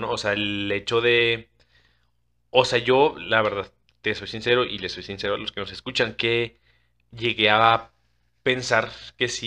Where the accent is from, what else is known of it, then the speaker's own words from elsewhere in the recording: Chile; pero también como chilena también nos cuestionamos y, eso también ayuda a que se reafirme lo que tú crees verdaderamente, ¿no?